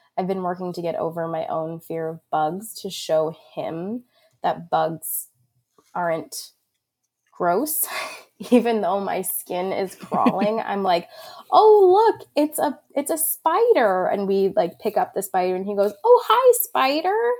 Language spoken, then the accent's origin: English; Long Island, New York, United States; moved away as an adult; now in Vermont, United States; I was born and raised on Long Island, New York, and, and have only ever lived there until I moved to Vermont in twenty thirteen